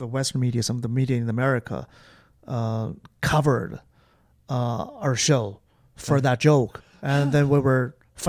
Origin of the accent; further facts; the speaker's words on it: Beijing, China; I'm from Beijing.